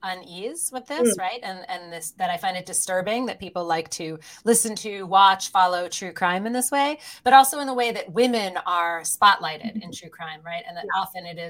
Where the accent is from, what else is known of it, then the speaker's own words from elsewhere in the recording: United States; accent: American; I have a horrific American accent.